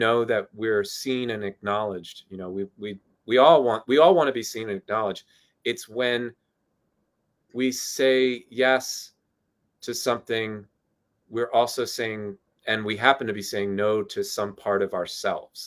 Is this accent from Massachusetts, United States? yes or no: no; Southern New Jersey, United States; I grew up in Southern Jersey